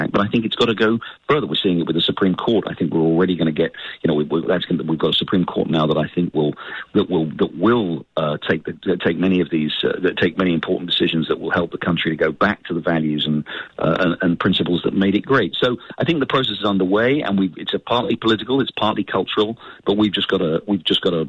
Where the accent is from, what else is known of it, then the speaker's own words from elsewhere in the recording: United Kingdom; now in United States; as you can tell from my accent, I'm an immigrant to this country. I've lived here for nearly 30 years. I came here from the United Kingdom.